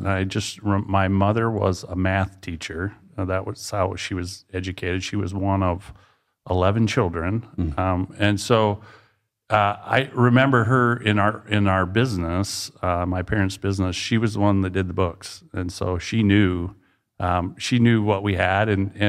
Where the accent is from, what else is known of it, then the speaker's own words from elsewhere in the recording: Dell Rapids, South Dakota, United States; I grew up in Del Rapids, grew up on a farm.